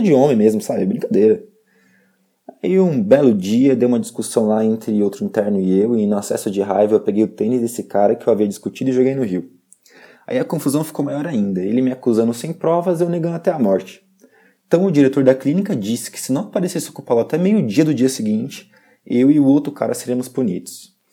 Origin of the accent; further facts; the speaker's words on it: São Paulo, Brazil; Eu sou do interior de São Paulo. A minha família é muito rica e eu sempre tive tudo o que eu quis.